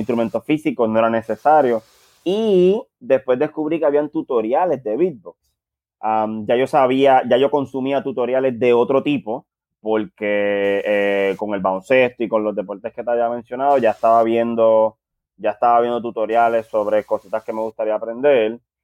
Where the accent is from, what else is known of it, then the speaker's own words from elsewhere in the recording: San Juan, Puerto Rico; somos del barrio Monacillo, la Marina en, en, Río Piedras, ese barrio que corresponde entre Río Piedras y Guaynabo